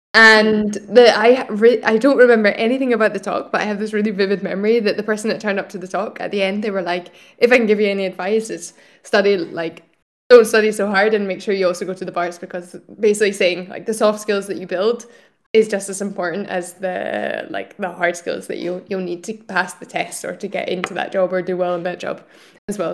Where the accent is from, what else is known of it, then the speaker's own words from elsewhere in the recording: Scotland, United Kingdom; moved away as an adult; also born or lived in Italy / France; now in Barcelona, Spain; I'm originally from Scotland, um, but I'm currently based here in Barcelona